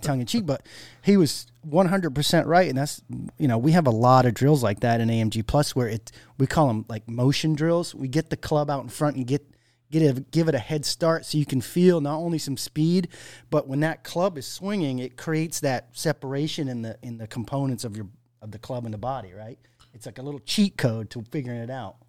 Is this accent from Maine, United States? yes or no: yes; Maine, United States; growing up in Maine, you know, we had long winters